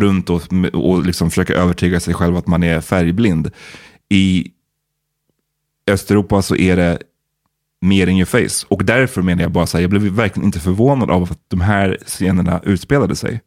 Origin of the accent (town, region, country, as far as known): Sweden